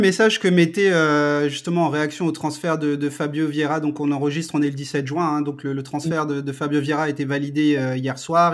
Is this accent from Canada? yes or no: no; Strasbourg, Grand Est, France; Moi, je viens de Strasbourg.